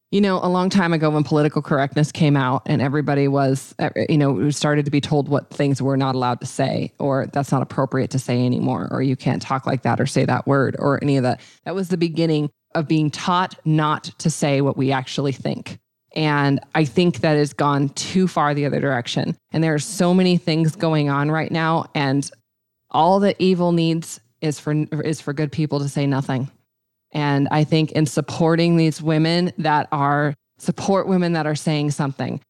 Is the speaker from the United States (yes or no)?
yes; Montana, United States; I'm from Montana